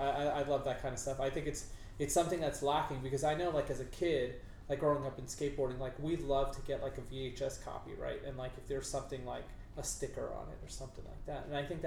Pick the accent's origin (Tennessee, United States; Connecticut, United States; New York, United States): New York, United States; growing up in New York